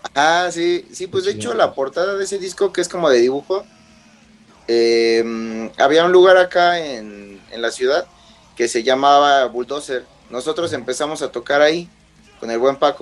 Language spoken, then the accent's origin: Spanish; Mexico; somos mexicanos